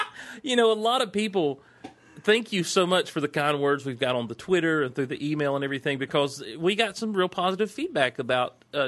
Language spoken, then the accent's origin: English; Georgia, United States; I'm from Georgia. That puts us in a demographic called Southerners.